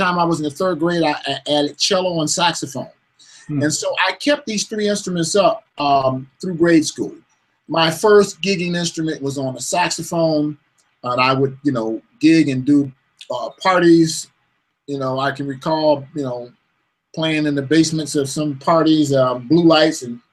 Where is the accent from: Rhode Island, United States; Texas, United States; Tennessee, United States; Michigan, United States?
Michigan, United States; Detroit; now in Los Angeles, United States; I'm from Detroit, Michigan. I come from a musical family